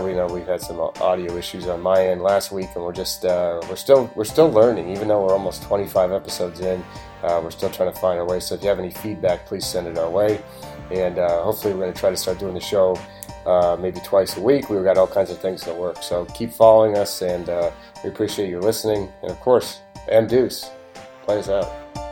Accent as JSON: {"language": "English", "region": "Oregon", "country": "United States", "tie": "born or raised there", "said": "growing up in Oregon"}